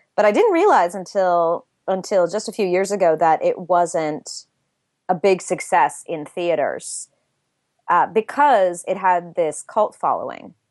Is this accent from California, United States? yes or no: yes; LA area, Southern California, United States; moved away; I grew up in Southern California, uh, in, in, uh, a small city in the L A area